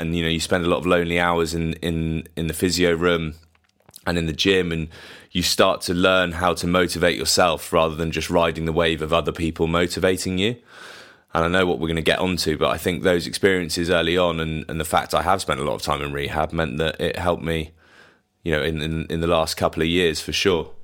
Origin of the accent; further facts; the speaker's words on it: Bath, South West England, United Kingdom; we come from Bath, which is a massive rugby town, so, you know, we used to go down to the rec and watch